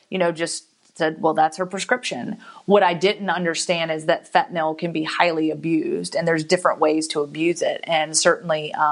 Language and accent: English; Guantanamo Bay, Guantánamo, Cuba; born there; I was born in Guantanamo Bay, Cuba